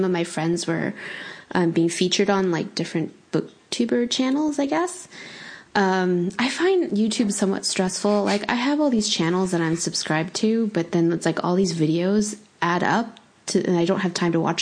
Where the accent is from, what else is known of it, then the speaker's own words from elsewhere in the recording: Pasadena, California, United States; also born or lived in New York City; now in North Carolina, United States; I grew up in California, so, and I grew up in Pasadena specifically